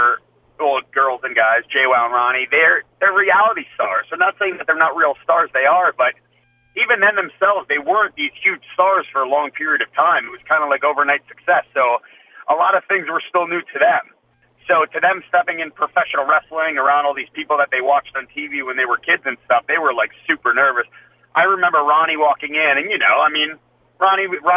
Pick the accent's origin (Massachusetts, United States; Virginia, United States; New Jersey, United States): New Jersey, United States; I'm from Jersey